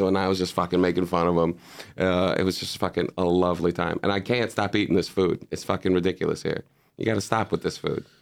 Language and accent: English; Chicago, Illinois, United States; moved away as an adult; also born or lived in Boston; now in Amsterdam, Netherlands; I was doing improv in Chicago. I'm from Chicago, and Chicago is the huge improv city